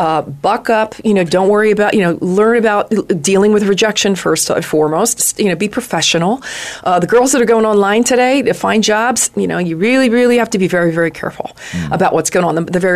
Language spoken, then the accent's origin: English; New York, United States; also born or lived in Los Angeles; now in Phoenix, United States; I'm a New Yorker. We're East Coasters. I'm an East Coaster.